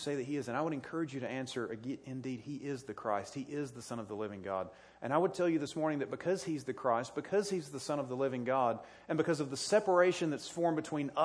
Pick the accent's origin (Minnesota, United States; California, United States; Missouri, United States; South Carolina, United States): South Carolina, United States; moved away; I grew up in South Carolina